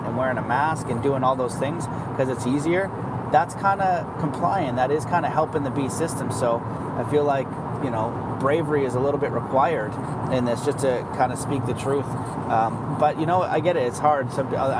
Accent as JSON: {"language": "English", "country": "Canada", "said": "we're all Canadian."}